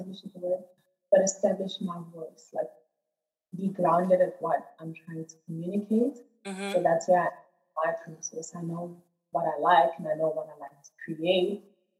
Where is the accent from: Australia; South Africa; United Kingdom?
South Africa; Johannesburg, Gauteng; moved away as an adult; now in Cape Town, South Africa; South African. I'm just from Joburg, so I recently moved to Cape Town